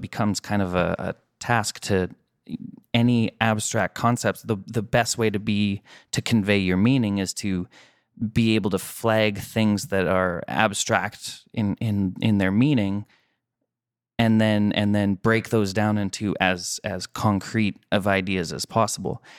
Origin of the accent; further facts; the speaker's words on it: Canada; I'm Canadian